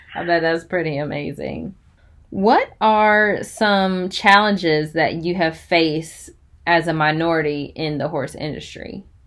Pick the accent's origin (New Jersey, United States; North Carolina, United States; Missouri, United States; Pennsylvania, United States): North Carolina, United States; Chapel Hill; I'm from Chapel Hill, so I'm pretty sure we played like Cedar Grove in football